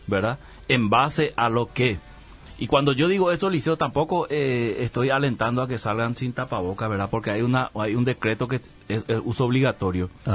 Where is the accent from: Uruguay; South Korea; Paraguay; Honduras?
Paraguay